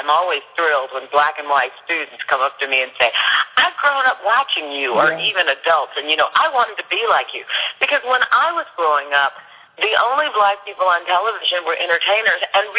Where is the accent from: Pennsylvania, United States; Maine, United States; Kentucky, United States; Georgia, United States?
Kentucky, United States; Louisville; I grew up in Smoketown in Louisville, Kentucky.